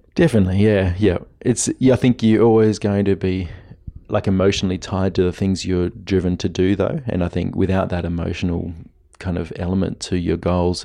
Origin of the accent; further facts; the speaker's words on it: Blue Mountains, New South Wales, Australia; my hometown was a sport capital